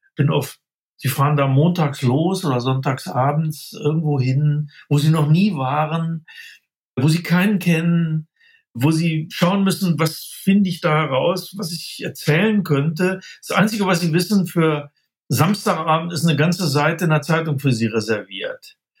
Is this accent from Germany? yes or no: yes; Braunschweig, Lower Saxony, Germany; moved away as an adult; also born or lived in Göttingen; now in Munich, Germany; ich stamme aus Niedersachsen, aus Braunschweig